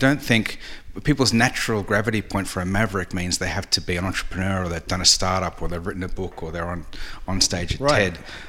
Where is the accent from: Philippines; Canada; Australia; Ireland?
Australia; accent: Australian; moved away as an adult; I'm Australian, in case people can't tell with the accent. I left 20 years ago, so it's a bit dulled.